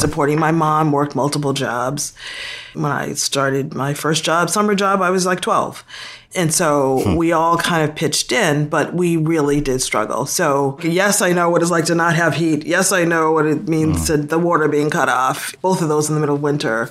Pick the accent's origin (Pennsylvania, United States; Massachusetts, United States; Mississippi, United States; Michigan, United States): Massachusetts, United States; Boston; moved away as an adult; also born or lived in South Africa; I'm from Boston and was born and raised in Boston. I grew up most of my life in Dorchester, Massachusetts